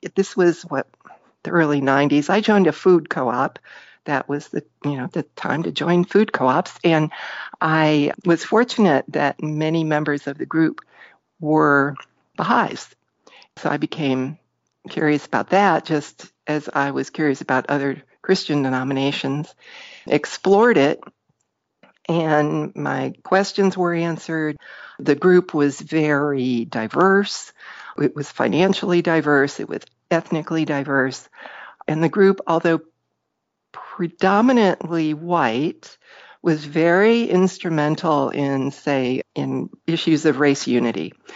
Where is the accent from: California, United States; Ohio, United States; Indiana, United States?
Ohio, United States; Parma Heights; I grew up around Cleveland, Ohio, a little town called Parma Heights